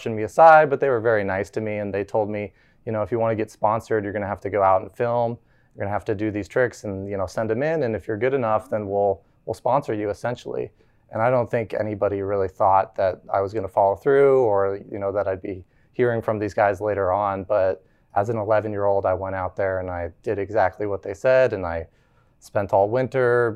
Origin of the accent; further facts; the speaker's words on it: right outside of Aspen, Colorado, United States; now in Frisco, United States; I grew up right outside of Aspen, Colorado